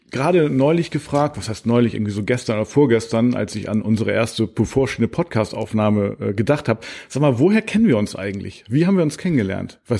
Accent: Horneburg, Lower Saxony, Germany; Also genau genommen komme ich auch gar nicht aus Buxtehude, sondern aus Horneburg.

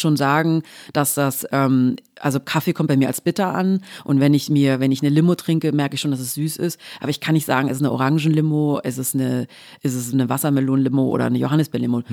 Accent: Swabia, Baden-Württemberg, Germany; ich komme aus dem Schwabenländle

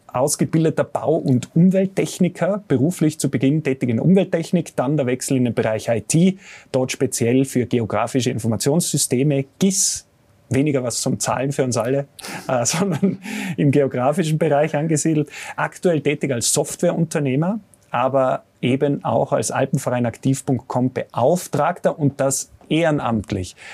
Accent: Tyrol, Austria; Bei uns in Tirol

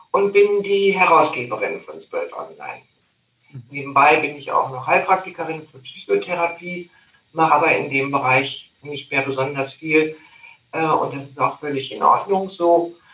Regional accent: North Rhine-Westphalia, Germany; Du, also ich bin ja in Nordrhein-Westfalen groß geworden, da kenne ich auch mal

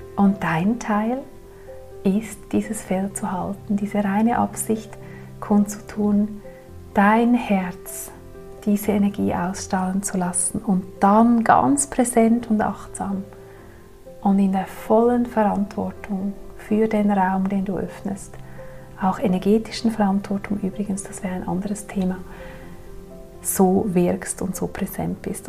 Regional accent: Zurich, Switzerland; moved away; an die Menschen in meiner früheren Heimat

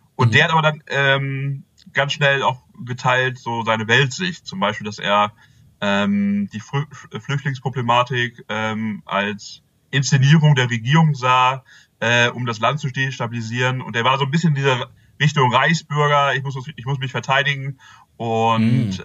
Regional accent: Bünde, North Rhine-Westphalia, Germany; now in Celle, Germany; ursprünglich komme ich aus Bünde

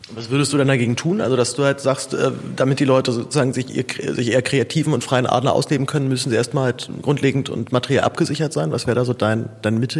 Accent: Zehlendorf, Berlin, Germany; aus Zehendorf, wo ich aufgewachsen bin

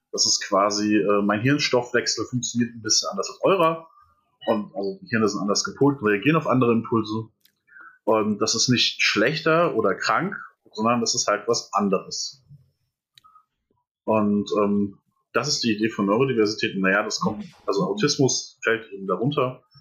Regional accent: Etzen-Gesäß, Hesse, Germany; also born or lived in Erbach; Ich bin äh, geboren in Erbach im Odenwald. Und dann habe ich im wunderschönen Etzen gesäß meine Kindheit verbracht.

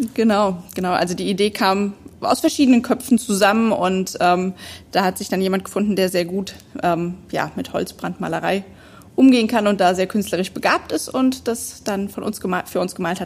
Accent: Neuwied area, Rhineland-Palatinate, Germany; ich komme hier aus der Umgebung

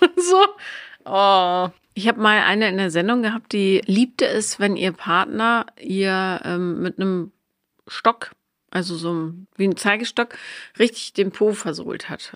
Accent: Bonn, North Rhine-Westphalia, Germany; da wo ich aufgewachsen bin, also in Bonn

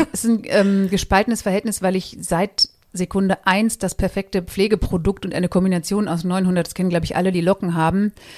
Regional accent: Marsberg, North Rhine-Westphalia, Germany; moved away as an adult; also born or lived in Paderborn / Cologne; now in Mainz, Germany; ich bin in Marsberg geboren, das ist im Sauerland

